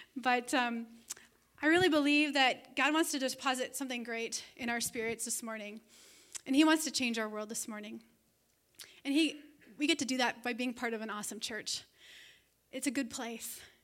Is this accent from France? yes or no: no; Canada; moved away as an adult; also born or lived in Toronto, Ontario; now in Siren, Wisconsin, United States; I am actually a Canadian citizen. I am an alien resident here in America.